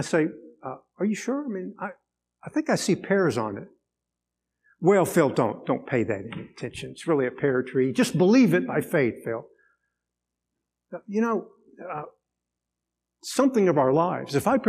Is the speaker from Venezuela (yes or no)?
yes; Venezuela; I grew up in Venezuela.